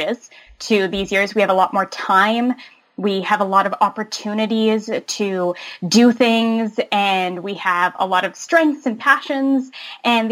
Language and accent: English; Eastern Canada, Canada; also born or lived in Halifax, Nova Scotia; I'm from Eastern Canada. I live in Halifax, Nova Scotia